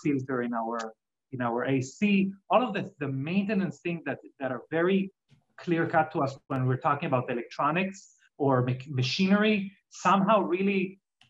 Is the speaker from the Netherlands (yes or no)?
no; Israel; English is a second language; now in United States; as you can hear from my accent, I'm not originally from America, I'm from Israel originally